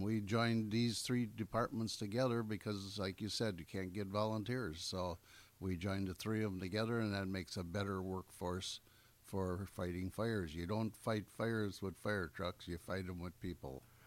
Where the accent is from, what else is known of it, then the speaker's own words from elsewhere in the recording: Gills Rock, Wisconsin, United States; I grew up in Gills Rock at the end of the peninsula